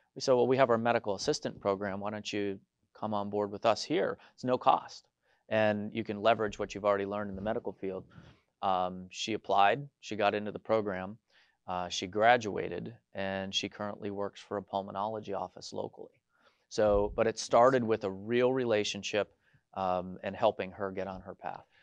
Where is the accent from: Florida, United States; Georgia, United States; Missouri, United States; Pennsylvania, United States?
Pennsylvania, United States; Scranton area, Northeast; I grew up in the Northeast, uh, near the Scranton area